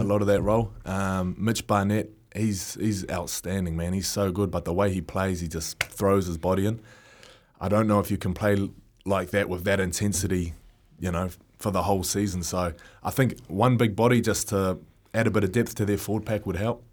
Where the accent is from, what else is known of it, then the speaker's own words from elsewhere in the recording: Auckland, New Zealand; growing up in Auckland, we had the Perla